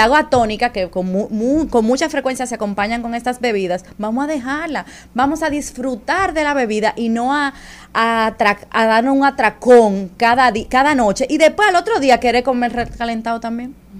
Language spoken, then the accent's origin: Spanish; Dominican Republic; Nosotros tenemos como dominicanos